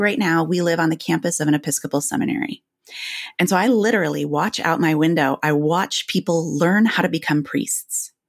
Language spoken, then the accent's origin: English; Grand Rapids, Michigan, United States; moved away as an adult; also born or lived in Illinois; I grew up, you know, in Illinois and Michigan